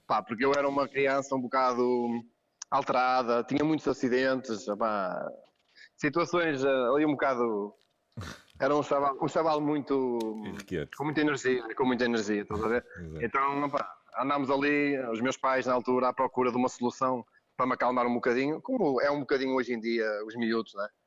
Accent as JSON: {"language": "Portuguese", "town": "Gondomar", "region": "Porto District", "country": "Portugal", "tie": "born or raised there", "said": "E havia aqui, na minha terra, em Ramalde, em Gondomar, no centro de Gondomar"}